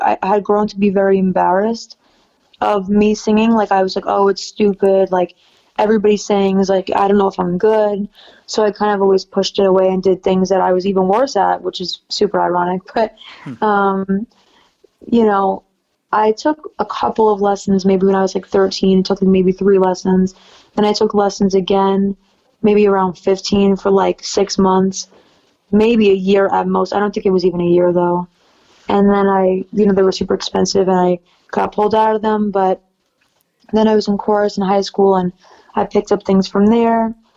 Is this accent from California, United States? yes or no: no; New York City, New York, United States; I'm from New York City